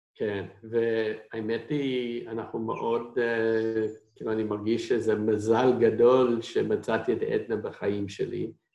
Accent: United States; Hebrew is a second language; moved away as an adult; now in Israel; אני במקור מארצות הברית

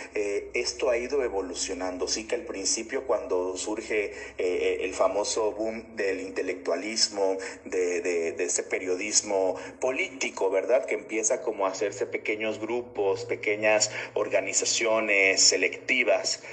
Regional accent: Tabasco, Mexico; me apasiona ser tabasqueño

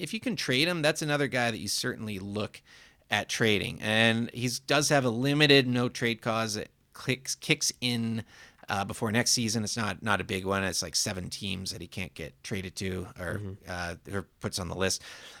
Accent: Vancouver, British Columbia, Canada; at least I know the second club is right here in my hometown, and I'm going to get to play in Vancouver in front of fans one way or another and wear the Canucks.

